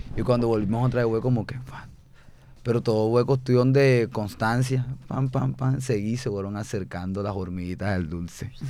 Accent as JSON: {"language": "Spanish", "town": "Barranquilla", "region": "Atlántico", "country": "Colombia", "said": "soy de las Malvinas"}